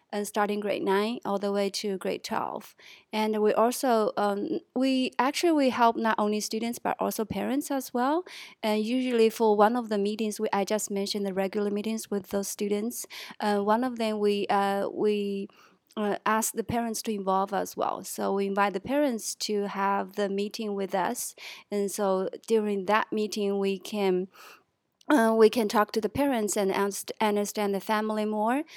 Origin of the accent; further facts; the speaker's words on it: Chongqing, China; moved away as an adult; now in Shenzhen, China; I'm from Chongqing, China